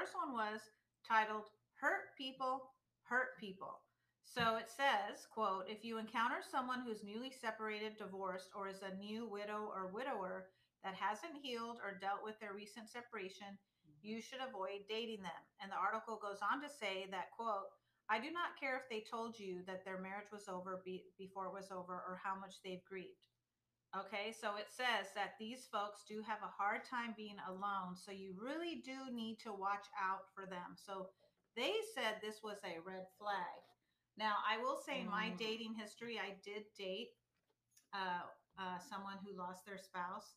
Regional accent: Texas, United States; we're from Texas

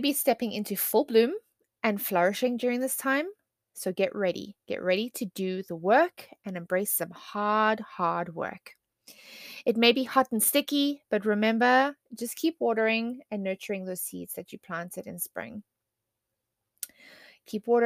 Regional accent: South Africa; I am South African

